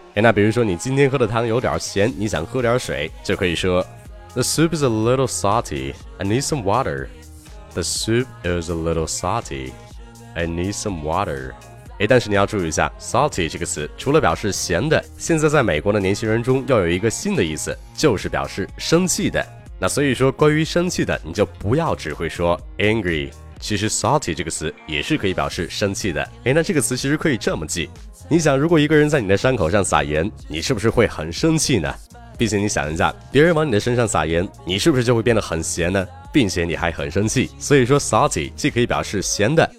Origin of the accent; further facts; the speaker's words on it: northern China, China; 作为一个北方人